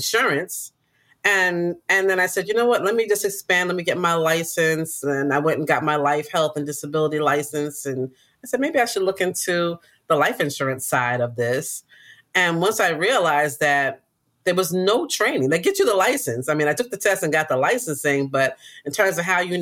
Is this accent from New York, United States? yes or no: yes; New York City, New York, United States; I grew up in Queens